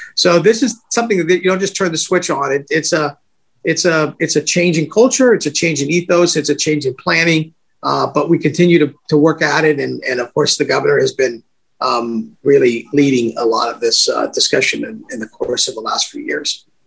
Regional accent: California, United States; I grew up in California, born and raised here

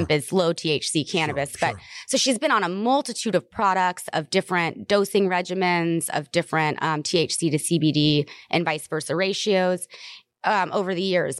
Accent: the South, United States; I'm from the South

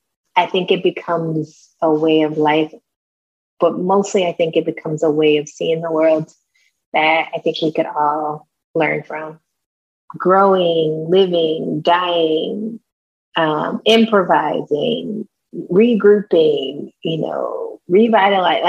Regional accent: East Texas, United States; I'm also from East Texas

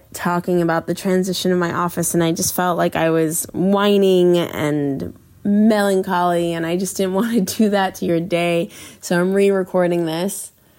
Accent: Los Angeles, California, United States; I grew up in LA in Westwood, and looking over my balcony and just totally feeling like anything was possible for me.

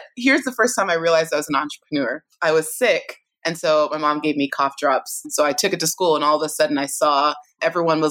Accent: California, United States; both my parents are Nigerian, born and raised in Nigeria, had me in California

